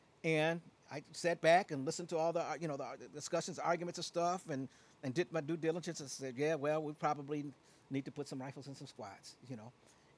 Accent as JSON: {"language": "English", "town": "Aurora", "region": "Illinois", "country": "United States", "tie": "born or raised there", "also_born_or_lived": "Chicago", "said": "You know, and I born and raised in Chicago. I'm an Auroran. You know, that's I'm from Aurora."}